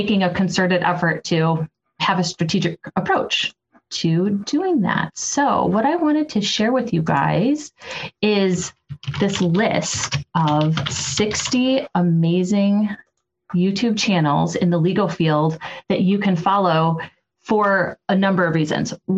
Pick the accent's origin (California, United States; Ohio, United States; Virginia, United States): Ohio, United States; Toledo; my hometown of Toledo, Ohio.